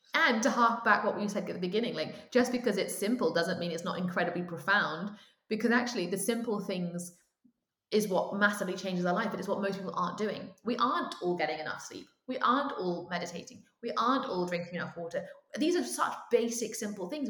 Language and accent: English; United Kingdom; as a British person